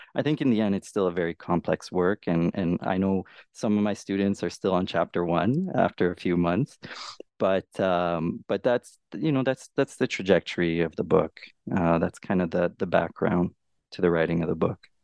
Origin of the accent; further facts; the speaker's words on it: Canada; I'm a Canadian scholar